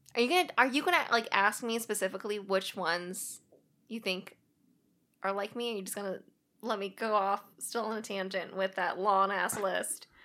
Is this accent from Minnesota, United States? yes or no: no; Springfield, Missouri, United States; now in Washington, United States; I'm originally from Springfield, Missouri. That's where I grew up